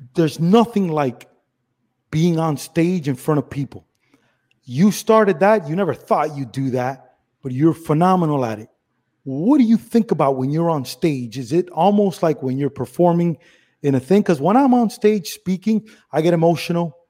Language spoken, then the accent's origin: English; Miami, Florida, United States; I'm Cuban from Miami